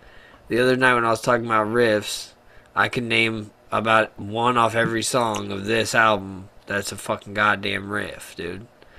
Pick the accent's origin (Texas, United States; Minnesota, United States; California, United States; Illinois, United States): Texas, United States; It's like, I'm from Texas, I bleed Buc-ee's and I fucking shit Whataburger